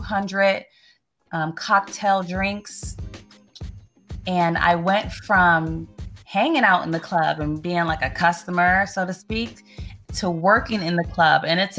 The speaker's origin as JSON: {"language": "English", "region": "Northern Virginia", "country": "United States", "said": "I'm from Northern Virginia"}